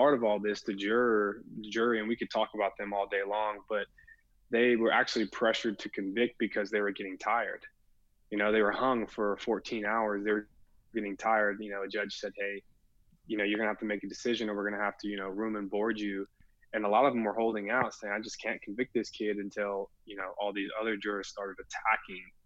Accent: Williamson County, Texas, United States; growing up in Williamson County

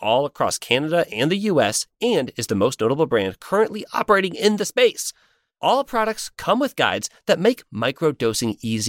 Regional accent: Ireland; Aaron and I certainly are, because we're Irish.

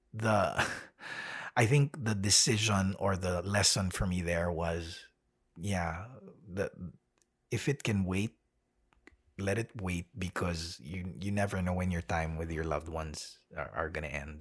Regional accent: Manila, Metro Manila, Philippines; born or raised there; moved away as an adult; also born or lived in United States; now in Melbourne, Australia

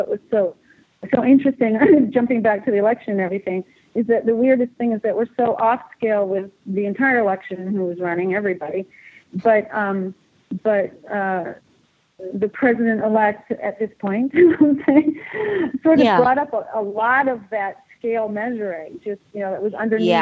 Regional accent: United States; I live here and I'm American

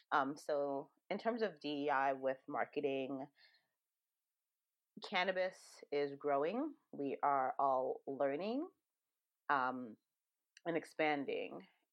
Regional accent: Jamaica; born there; It kind of reminds me of home. I was born in Jamaica, but not raised there.

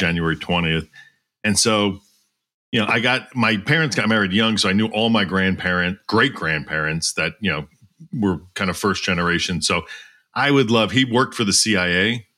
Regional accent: Doylestown, Pennsylvania, United States; I grew up in Doylestown, Pennsylvania, uh, which is about forty minutes north of Philadelphia

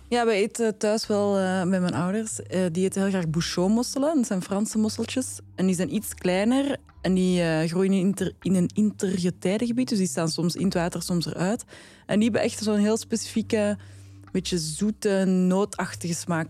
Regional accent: Flanders, Belgium; ik ben een Vlaming.

